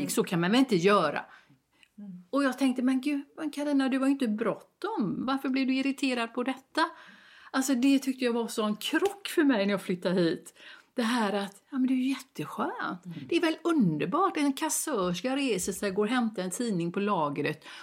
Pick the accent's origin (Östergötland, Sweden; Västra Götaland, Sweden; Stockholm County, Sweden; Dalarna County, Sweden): Västra Götaland, Sweden; Gothenburg; Men jag har ju rötter i Dalsland. Jag är uppvuxen i Göteborg, min mamma är härifrån området.